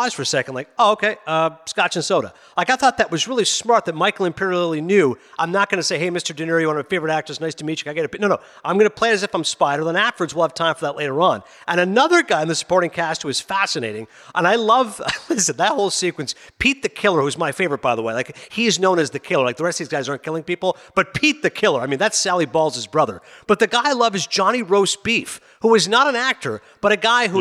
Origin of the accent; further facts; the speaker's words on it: Canada; also born or lived in Pakistan (family origin); I'm a Pakistani-Canadian